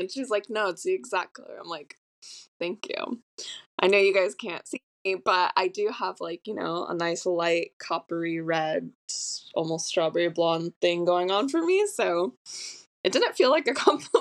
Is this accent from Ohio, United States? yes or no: no; Orange County, California, United States; moved away as an adult; also born or lived in Austin, Texas; now in Long Beach, United States; I am from Orange County. I didn't move away for college. I stayed local